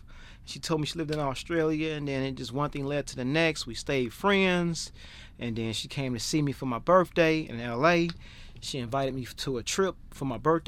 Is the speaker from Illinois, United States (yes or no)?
yes; Chicago, Illinois, United States; And I don't know if it was because I'm from America and from Chicago and got that humbleness, that humble heart, that God-fearing heart, those manners.